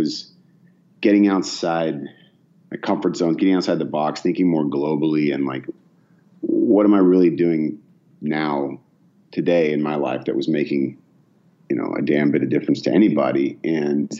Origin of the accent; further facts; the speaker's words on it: Bay Area, California, United States; also born or lived in Oak Ridge, Tennessee; I grew up mostly in the Bay Area in California, actually. I was born in Oak Ridge, Tennessee